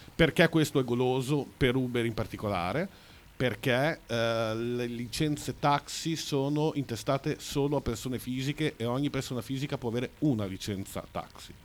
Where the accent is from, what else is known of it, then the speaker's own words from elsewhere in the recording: Bologna, Emilia-Romagna, Italy; Sono della Pescarola, che è ancora dopo.